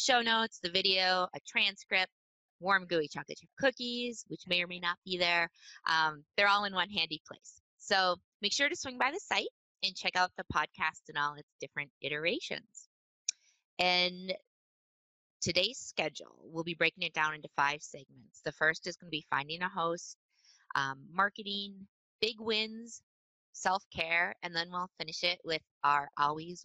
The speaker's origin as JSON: {"language": "English", "region": "rural Minnesota", "country": "United States", "tie": "born or raised there", "said": "I grew up in rural Minnesota on a cute little dirt road surrounded by farms"}